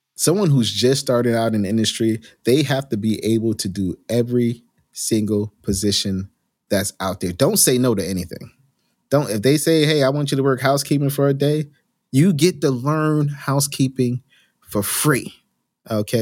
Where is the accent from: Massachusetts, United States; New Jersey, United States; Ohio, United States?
New Jersey, United States; I grew up in New Jersey, in a small little urban town inside of Union County